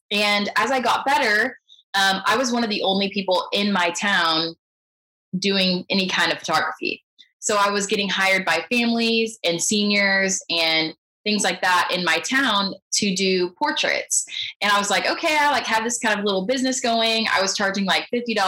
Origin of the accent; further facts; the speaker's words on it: Houston, Texas, United States; born there; also born or lived in San Antonio; Um, and I was born in Houston, and when I went to, I guess, no, when I was in college, we moved around a lot.